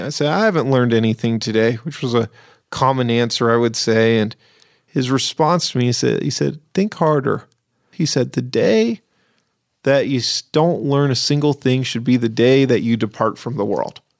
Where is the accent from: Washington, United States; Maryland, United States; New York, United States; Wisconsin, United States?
Washington, United States; Seattle; moved away; when I grew up in Seattle